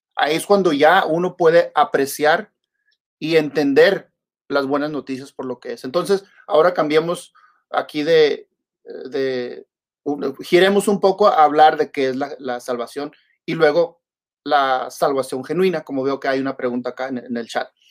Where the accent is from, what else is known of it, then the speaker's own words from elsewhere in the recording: Mexico; como dice uno en México